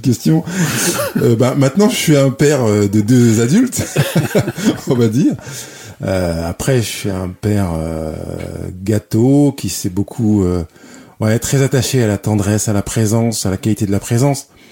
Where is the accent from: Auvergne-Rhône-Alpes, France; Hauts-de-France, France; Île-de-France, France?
Auvergne-Rhône-Alpes, France; Lyon; Je suis né à Lyon